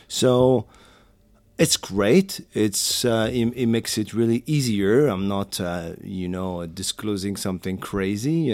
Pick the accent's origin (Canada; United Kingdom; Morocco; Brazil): Morocco; English is a second language; also born or lived in France; now in New York City, United States; I was born and raised in Morocco